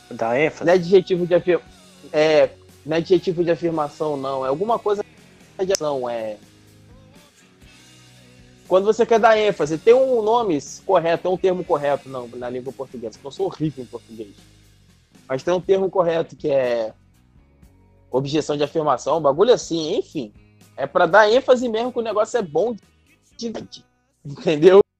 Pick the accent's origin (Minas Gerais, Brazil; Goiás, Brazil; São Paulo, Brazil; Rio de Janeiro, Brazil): Rio de Janeiro, Brazil; sou do Brasil, sou carioca.